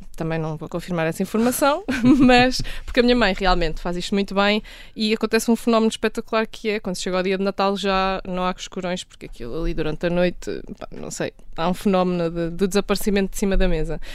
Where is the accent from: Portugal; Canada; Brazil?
Portugal; Leiria, Centro; da região de Leiria, de onde eu sou.